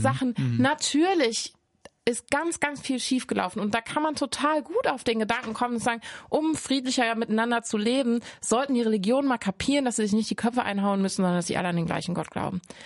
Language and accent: German; Cologne, North Rhine-Westphalia, Germany; ich komme aus Köln